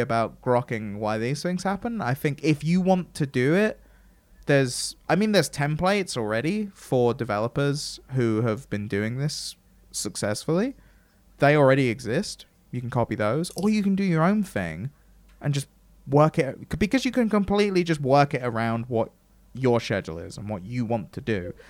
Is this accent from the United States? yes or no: no; England, United Kingdom; I'm English